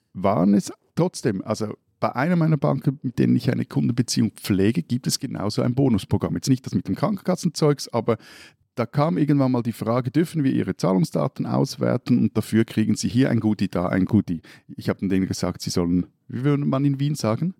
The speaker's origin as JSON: {"language": "German", "country": "Switzerland", "said": "als Schweizer"}